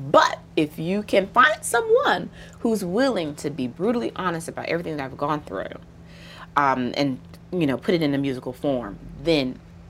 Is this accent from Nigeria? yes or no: no; the South, United States; So I grew up in the South, and what's interesting about Southern Black folks and Black women in particular